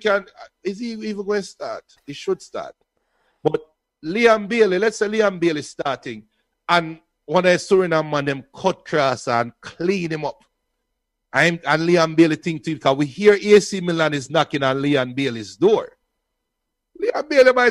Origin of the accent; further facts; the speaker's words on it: Portmore, Saint Catherine, Jamaica; About 395 Treadway Court, Westchester, Portmore, St. Catherine. That's where I come from. I'm a Jamaican